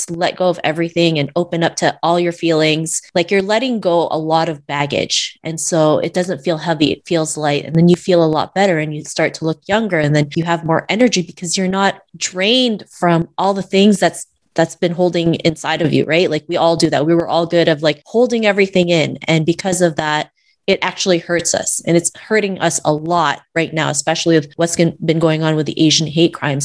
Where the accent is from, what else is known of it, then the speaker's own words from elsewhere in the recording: Canada; Growing up in Canada in the early 90s